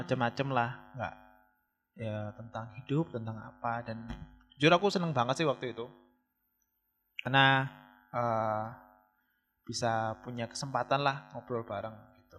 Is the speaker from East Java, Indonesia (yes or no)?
yes; Malang, East Java, Indonesia; also born or lived in Jakarta; aku kan, eh, dari Jakarta resign dari tempat kerja di sana, pulang ke Malang, cari kerja dengan tujuan itu cari kerja di Kota Malang atau Jawa Timur